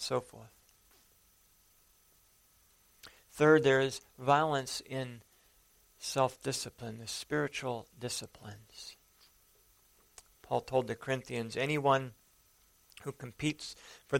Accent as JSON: {"language": "English", "region": "the Dakotas", "country": "United States", "tie": "born or raised there", "moved": "yes", "said": "I grew up in the Dakotas for a while."}